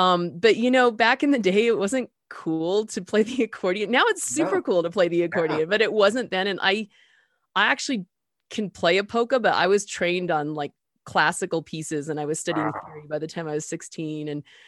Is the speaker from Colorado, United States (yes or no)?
yes; Denver, Colorado, United States; maybe when I was about somewhere between 6 and 8, maybe growing up in Denver.